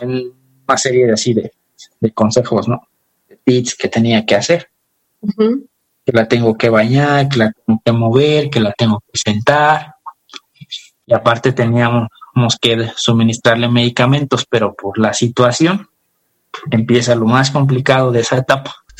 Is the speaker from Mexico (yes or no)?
yes; Tonalapa, Guerrero, Mexico; nosotros somos del estado de Guerrero, de un pueblito